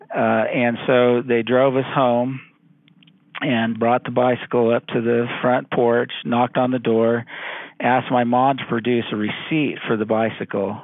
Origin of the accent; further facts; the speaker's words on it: Central Valley of California, United States; I'm from the Central Valley of California.